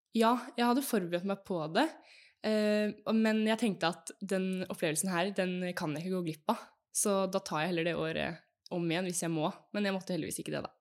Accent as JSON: {"language": "Norwegian", "town": "Fredrikstad", "region": "Østfold", "country": "Norway", "also_born_or_lived": "Texas", "moved": "as an adult", "lives_now": "Oslo, Norway", "said": "jeg er fra Fredrikstad, bor nå i Oslo og studerer"}